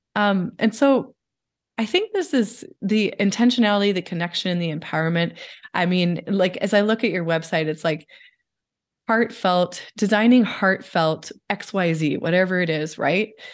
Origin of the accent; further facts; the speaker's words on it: Pacific Northwest, United States; I'm from the Pacific Northwest